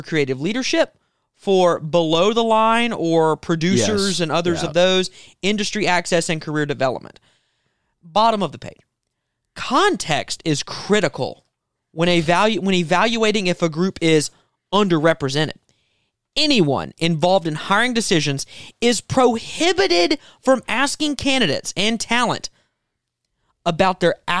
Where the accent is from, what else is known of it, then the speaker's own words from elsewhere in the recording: South Carolina, United States; I was born in America, and raised. I'm a South Carolinian, but I'm also an American.